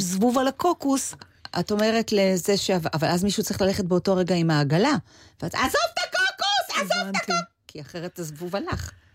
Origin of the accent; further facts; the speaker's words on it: Israel; moved away; also born or lived in Los Angeles, United States; אני הרי באה מישראל